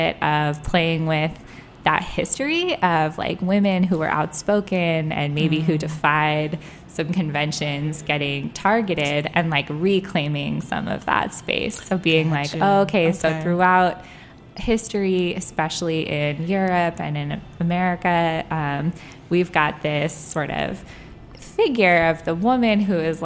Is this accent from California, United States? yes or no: yes; California, United States; now in Washington, D.C., United States; I grew up in California, really liberal family, really liberal area.